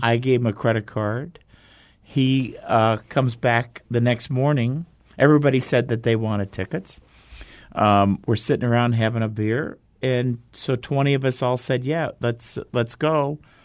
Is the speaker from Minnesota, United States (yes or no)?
yes; Minneapolis, Minnesota, United States; moved away as an adult; also born or lived in Arizona; Growing up in Minneapolis